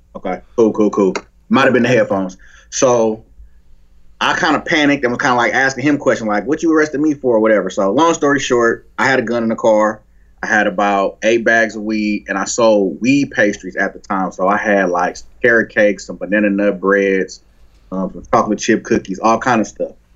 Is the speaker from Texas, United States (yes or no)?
no; Oakland, California, United States; I grew up in Oakland